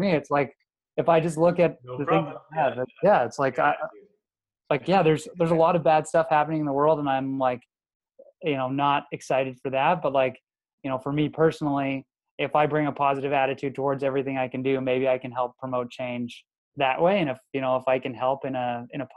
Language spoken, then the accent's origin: English; the Maritimes, Canada; being a Maritimer, I was born in the Maritimes, went to school in the Maritimes